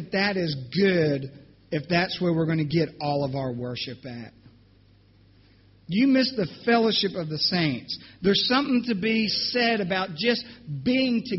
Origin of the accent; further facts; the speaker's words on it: New Jersey, United States; moved away; also born or lived in North Carolina; I'm from New Jersey, went to North Carolina